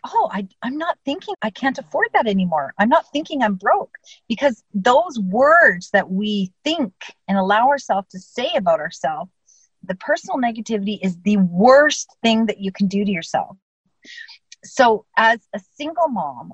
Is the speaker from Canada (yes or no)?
yes; Canada; I'm Canadian